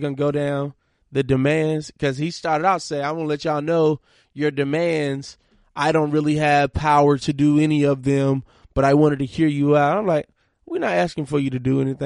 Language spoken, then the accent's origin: English; Monroe, Georgia, United States; moved away; Forum is an organization that I started in my hometown, Monroe, Georgia